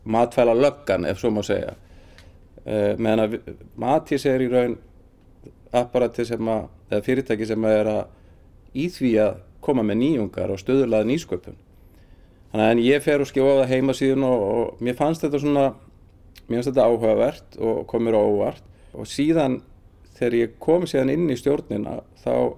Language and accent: Icelandic; Dalvík, Northeastern Region, Iceland; also born or lived in Akureyri; kem frá Dalvík, eh, var í mennskólanum á Akureyri